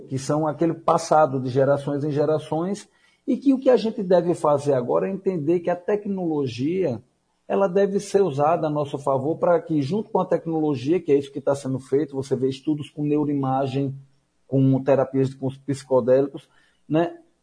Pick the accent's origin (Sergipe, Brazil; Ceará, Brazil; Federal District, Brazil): Sergipe, Brazil; Aracaju; moved away as an adult; also born or lived in Cuba / Recife; Eu sou natural de Aracaju